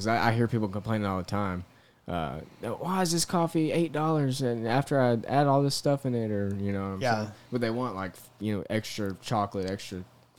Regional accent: Cabot, Arkansas, United States; I grew up in Cabot.

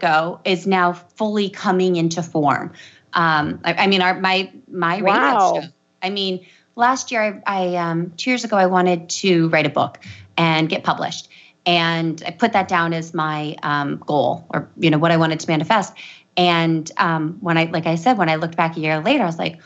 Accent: Matanuska Valley, Alaska, United States; moved away as an adult; also born or lived in Oregon; I grew up in this valley called the Matanuska Valley.

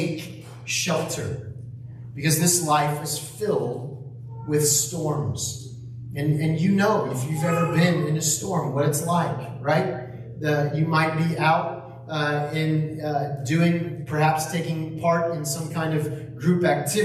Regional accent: the Northwest, Pacific Northwest, United States; now in Texas, United States; I grew up in the Northwest

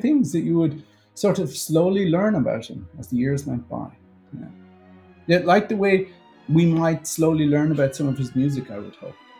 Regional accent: Ireland; now in United States; As Irish people, we have this weird inferiority complex about our own uh, culture

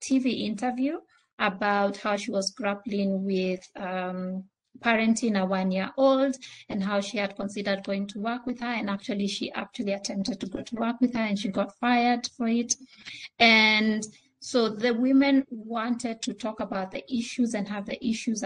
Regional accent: Kenya; first language Swahili; English is a second language; I come from a country where we are trilingual. So I speak Swahili, my native language, and English.

